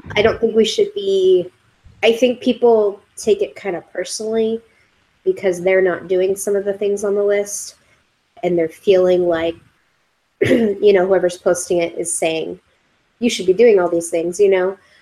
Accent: California, United States; we're we're from California, so it was pretty cold for us.

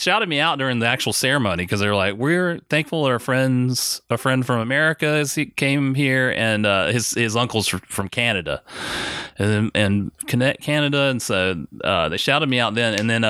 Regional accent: Orlando, Florida, United States; So he shouted me out that from what? Orlando.

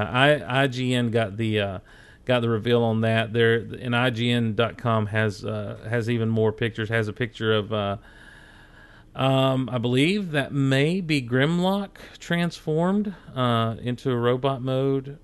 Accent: Hazlehurst, Georgia, United States; also born or lived in Athens, Georgia; We'd moved down to this little town, Hazelhurst

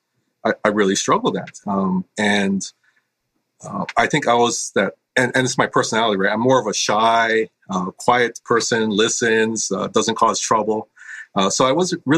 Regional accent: Hawaii, United States; I was born and raised in Hawaii. I grew up on the windward side of the island, which is the more rainy side.

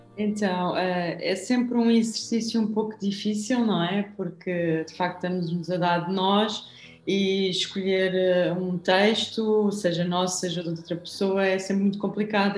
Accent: Lisbon, Portugal; eu não sou algarvia, sou lisboeta, alfacinha

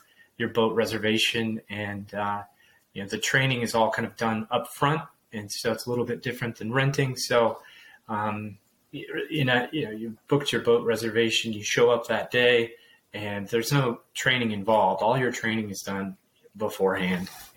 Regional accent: Whitefish, Montana, United States; now in North Idaho, United States; I grew up in Whitefish, Montana

